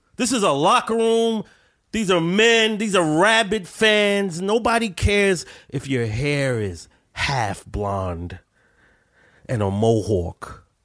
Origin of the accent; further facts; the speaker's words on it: New York City, New York, United States; I'm not from New York. I'm from Brooklyn